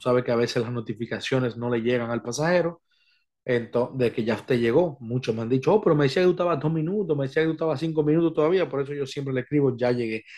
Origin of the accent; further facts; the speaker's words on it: Dominican Republic; en mi país